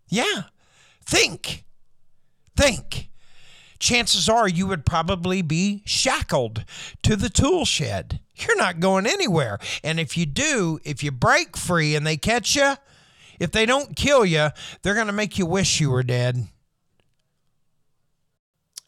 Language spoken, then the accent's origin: English; United States; I'm American